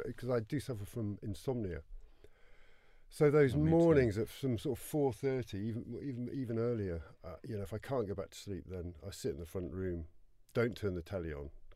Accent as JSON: {"language": "English", "town": "Cheddar", "region": "South West England", "country": "United Kingdom", "tie": "born or raised there", "also_born_or_lived": "Falmouth, Cornwall", "said": "I grew up near the Mendip Hills, near Cheddar"}